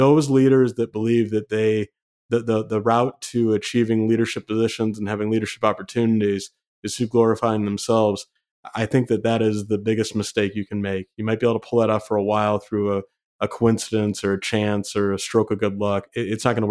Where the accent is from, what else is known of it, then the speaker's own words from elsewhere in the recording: Michigan, United States; I'm from Michigan